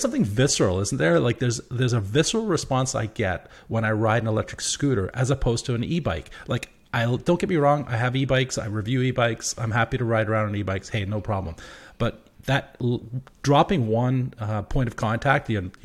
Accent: England, United Kingdom; now in Victoria, Canada; I'm from the UK originally. I'm from England

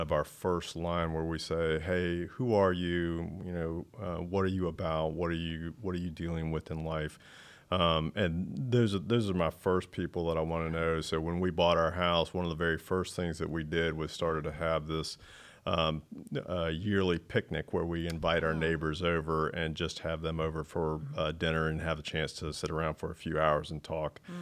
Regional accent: North Carolina, United States; also born or lived in Charlotte, North Carolina; now in Matthews, United States; I didn't grow up here. I grew up in the oh. mountains

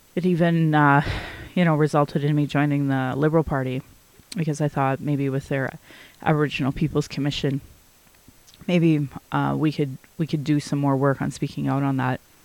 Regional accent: Calgary, Alberta, Canada; I was born in Calgary

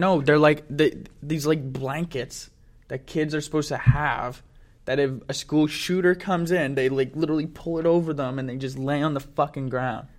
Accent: Ottawa, Ontario, Canada; we're from Ottawa

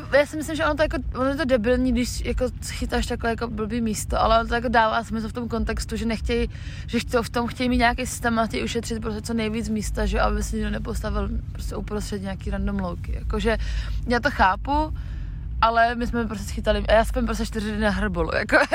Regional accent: Czechia; my jsme holky z Česka

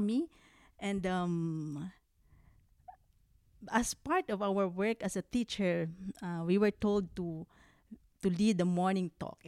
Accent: Philippines; moved away; I'm from the Philippines, and I'm the youngest of 12.

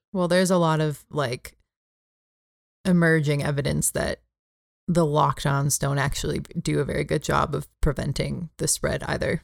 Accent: California, United States; moved away; in California, my home state

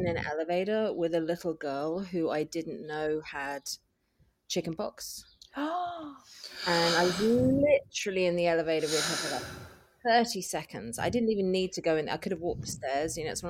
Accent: England, United Kingdom; now in Los Angeles, United States; I'm from England, but I live in LA.

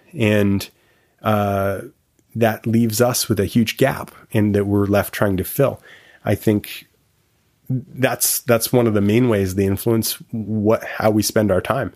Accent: Victoria, British Columbia, Canada; also born or lived in Montreal; I grew up in Victoria

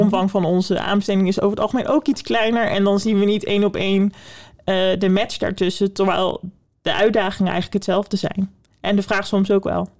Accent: Netherlands; wij als Nederlanders

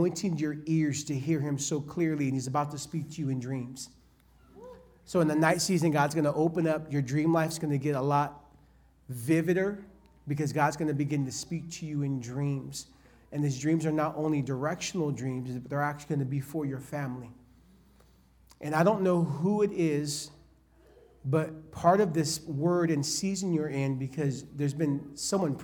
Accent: California, United States; I'm from California

